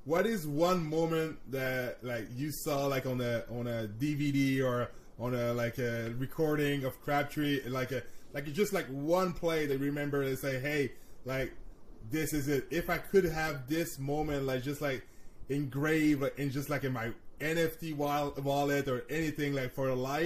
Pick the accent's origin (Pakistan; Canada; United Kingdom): Canada; I'm Canadian